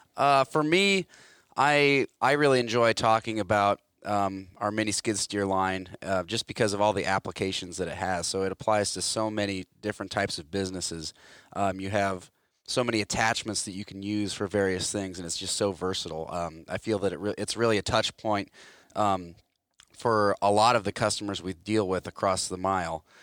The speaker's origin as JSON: {"language": "English", "town": "Hartwick", "region": "Iowa", "country": "United States", "tie": "born or raised there", "said": "I grew up in Hartwick, Iowa, tiny little town, um, a little east of Grinnell."}